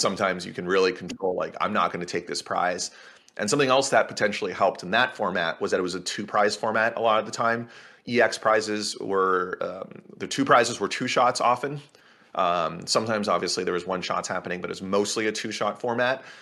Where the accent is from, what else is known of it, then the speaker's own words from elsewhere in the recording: Canada; I'm also Canadian, and that's a Canadian thing